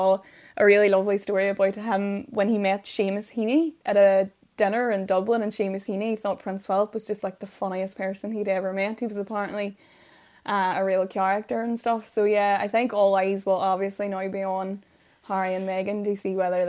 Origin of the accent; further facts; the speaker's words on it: Derry, Northern Ireland, United Kingdom; I'm from Derry